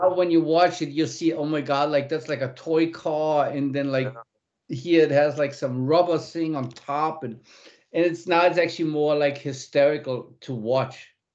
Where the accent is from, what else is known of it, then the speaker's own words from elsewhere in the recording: Munich, Bavaria, Germany; I was born in Munich